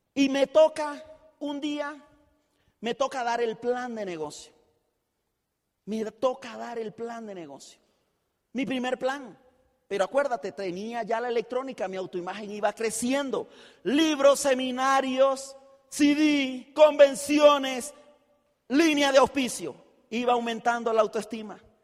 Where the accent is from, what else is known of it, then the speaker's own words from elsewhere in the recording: Chiriquí, Panama; yo soy de Chiriquí, el chiricano